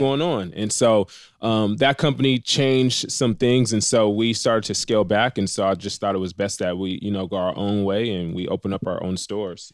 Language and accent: English; Riverside, California, United States; I'm from Riverside, uh, the Inland Empire